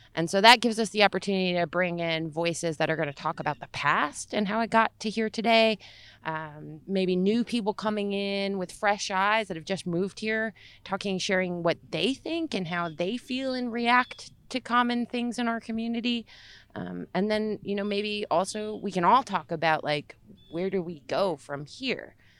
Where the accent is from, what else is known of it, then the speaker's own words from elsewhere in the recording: Little Falls, United States; When I was growing up in Little Falls, I grew up up the street from Brook Park